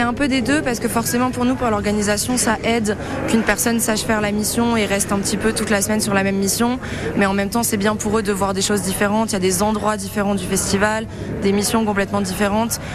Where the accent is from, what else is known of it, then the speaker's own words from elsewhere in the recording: Angoulême, Nouvelle-Aquitaine, France; moved away as an adult; also born or lived in Angers; je viens d'Angoulême en Charente